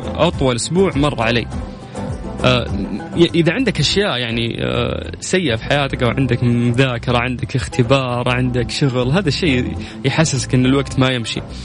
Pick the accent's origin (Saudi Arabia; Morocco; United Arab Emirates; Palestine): Saudi Arabia; عندنا في السعوديه